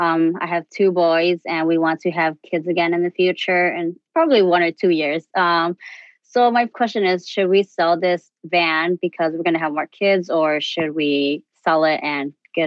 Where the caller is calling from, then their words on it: Manitowoc, Wisconsin, United States; Manitowoc, Wisconsin.